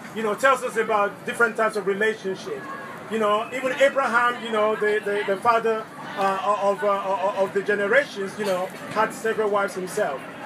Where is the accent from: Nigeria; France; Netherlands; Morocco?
Nigeria; moved away; i grew up in Nigeria